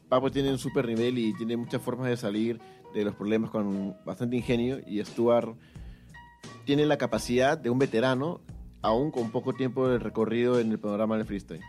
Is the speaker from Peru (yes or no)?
yes; Peru; como peruanos queremos que nuestros representantes eh, hagan un papel